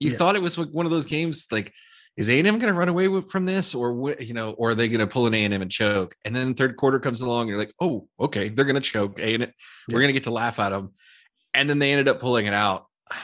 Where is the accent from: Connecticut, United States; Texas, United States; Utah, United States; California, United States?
Texas, United States; Houston; See, being from Houston, Houston's an Aggie town. True. So true. I grew up around Aggies everywhere.